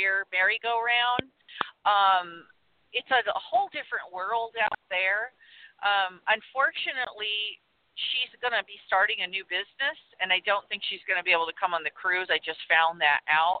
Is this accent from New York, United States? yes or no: no; Southern California, United States; I'm from Southern California